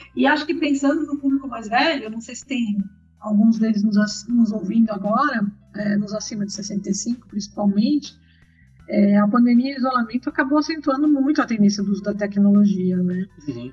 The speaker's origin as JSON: {"language": "Portuguese", "region": "São Paulo", "country": "Brazil", "tie": "born or raised there", "said": "sou nascida em São Paulo, né, atualmente estou morando no interior de São Paulo"}